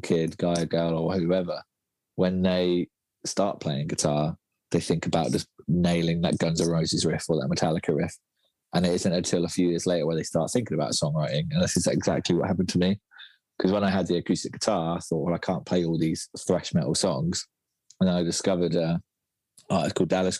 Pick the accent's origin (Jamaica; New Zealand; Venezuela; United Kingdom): United Kingdom; Felixstowe, East of England; moved away as an adult; also born or lived in London; my hometown. It's called Felixstowe. It's a little seaside town